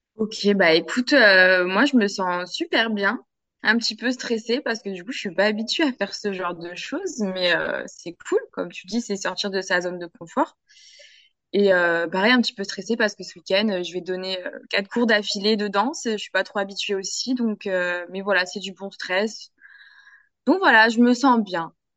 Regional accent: France; now in Guadeloupe, France; je hmm. suis française

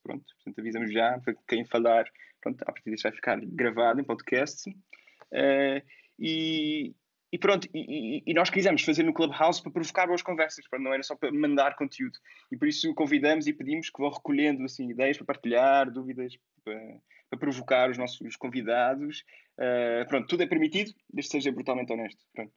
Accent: Lisbon, Portugal; sou Lisboeta

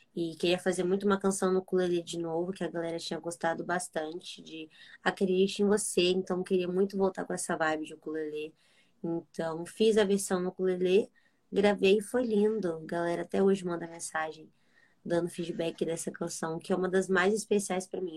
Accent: Espírito Santo, Brazil; sou capixaba, moro no Espírito Santo

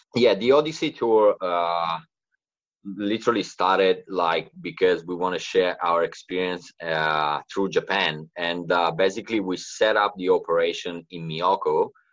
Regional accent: Italy; moved away as an adult; now in Australia; I moved to Australia like eight years ago, and uh, I'm from Italy, uh, the Italian side of the Alps.

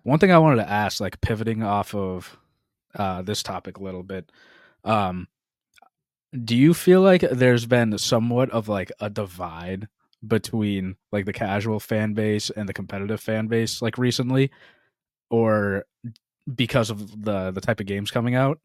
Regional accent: Boston, Massachusetts, United States; we're from the Boston area

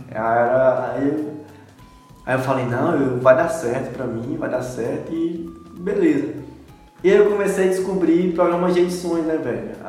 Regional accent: Ibotirama, Bahia, Brazil; now in Luís Eduardo Magalhães, Brazil; sou de Botirama

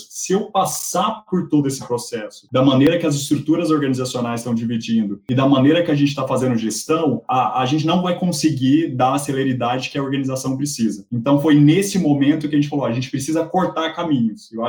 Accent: Argentina; Eu acredito, e aí sou eu argentino falando

